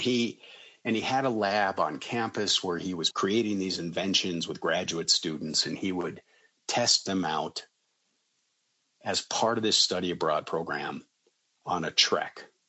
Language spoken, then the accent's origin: English; Colorado, United States; I live in a suburb of Denver. I was born and raised in Colorado